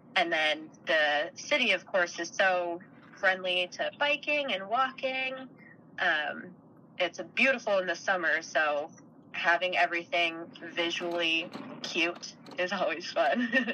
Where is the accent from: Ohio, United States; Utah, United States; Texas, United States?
Utah, United States; Park City; I'm originally from Utah. I grew up outside of Salt Lake in a little town called Park City